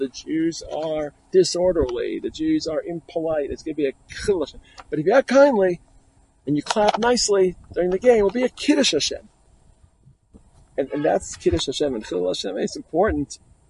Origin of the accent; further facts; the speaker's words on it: New York City, New York, United States; moved away; I grew up in Brooklyn, New York. Great place to be a Jew, great place to learn.